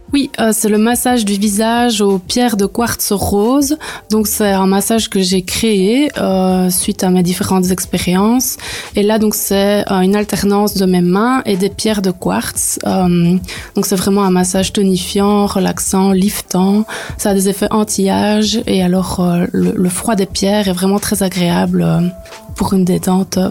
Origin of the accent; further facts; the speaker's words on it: Neupré, Wallonia, Belgium; moved away as an adult; also born or lived in Bêche, Vielsalm / Liège; now in Vielsalm, Belgium; Donc moi à la base, je viens de Neupré près de Liège. Je suis toute nouvelle ici à Bèche